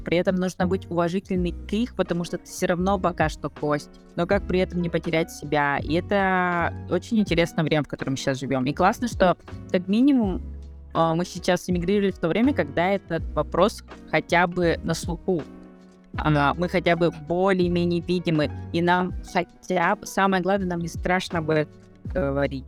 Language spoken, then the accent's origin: Russian; Yakutia, Sakha Republic, Russia; moved away as an adult; now in Buenos Aires, Argentina; мы все э, из Якутии